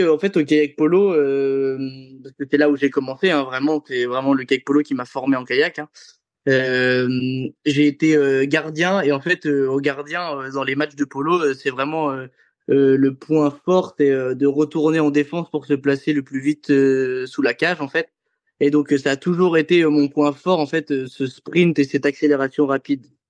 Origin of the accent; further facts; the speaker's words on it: Avranches, Normandy, France; also born or lived in Condé-sur-Vire / Caen; j'étais toujours au club d'Avranches